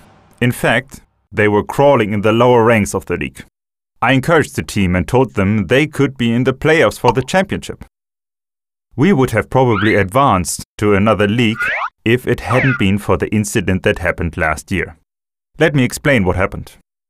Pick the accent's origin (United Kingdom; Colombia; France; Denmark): Colombia; I'm from Colombia, and I live in Bogota.